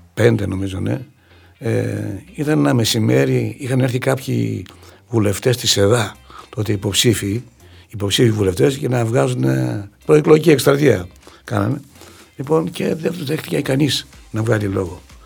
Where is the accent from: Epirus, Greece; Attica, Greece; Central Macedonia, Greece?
Central Macedonia, Greece; Doumpia; moved away as an adult; το χωριό μου. Ένα χωριό το οποίο και τα παιδικά μου, στα παιδικά μου χρόνια φαντάζει ακόμα ένα πολύ όμορφο χωριό